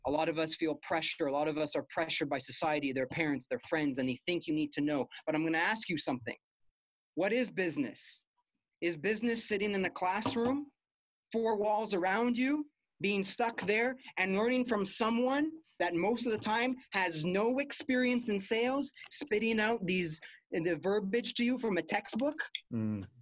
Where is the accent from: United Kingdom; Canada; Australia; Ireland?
Canada; Montreal, Quebec; moved away as an adult; now in Ottawa, Canada; I'm from Montreal